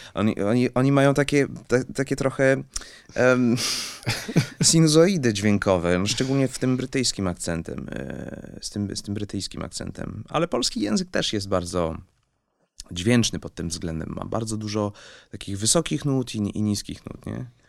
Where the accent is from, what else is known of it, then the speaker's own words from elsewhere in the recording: Switzerland; moved away; also born or lived in France; wychowałem się w Szwajcarii